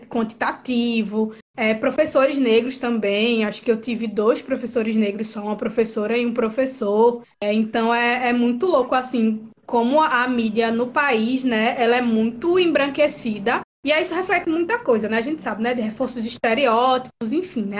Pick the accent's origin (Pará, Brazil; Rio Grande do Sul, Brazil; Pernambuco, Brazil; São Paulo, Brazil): Pernambuco, Brazil; Garanhuns; now in Recife, Brazil; eu sou do interior do estado, né? Nasci em Garanhuns, mas moro no Recife devido à universidade